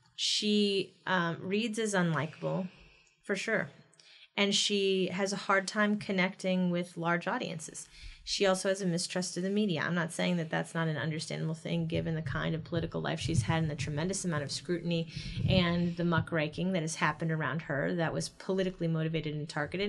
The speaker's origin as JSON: {"language": "English", "region": "Ohio", "country": "United States", "said": "I come from Ohio in a red state, in red town"}